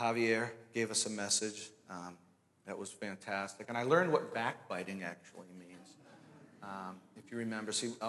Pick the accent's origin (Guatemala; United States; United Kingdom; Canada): United States; Danvers, Massachusetts; moved away as an adult; also born or lived in Pennsylvania; now in Merrimack, United States; I'm originally from Danvers, Massachusetts